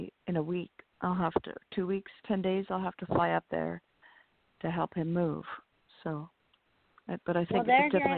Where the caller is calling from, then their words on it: California, United States; Hi, this is … from California.